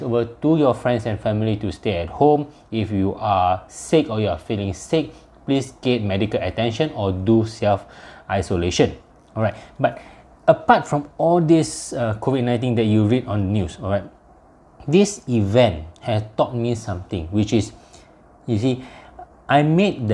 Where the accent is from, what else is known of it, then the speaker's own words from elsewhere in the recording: Malaysia; I'm from Malaysia